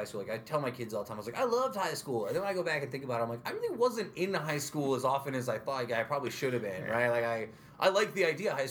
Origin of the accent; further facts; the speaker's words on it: Utica, New York, United States; moved away as an adult; also born or lived in Brooklyn; I grew up in South Utica